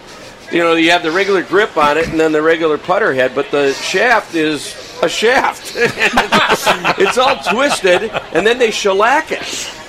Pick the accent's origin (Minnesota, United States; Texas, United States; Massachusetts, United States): Minnesota, United States; Minneapolis; I grew up in the Twin Cities.